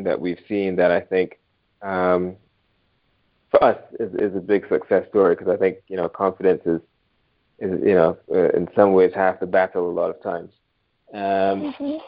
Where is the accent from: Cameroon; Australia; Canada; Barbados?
Barbados; moved away; I'm originally from Barbados. When I grew up in Barbados, we were streamed quite early on